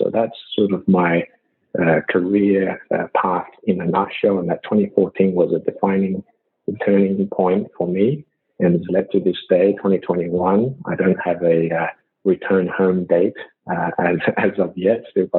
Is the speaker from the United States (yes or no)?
no; Shanghai, China; born there; also born or lived in Australia; because of my background coming from Australia, I was born in China, in Shanghai, I speak the language. So as a Chinese Australian